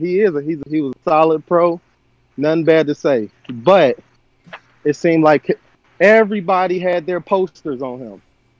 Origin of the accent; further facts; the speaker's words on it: Chicago, Illinois, United States; I'm from Chicago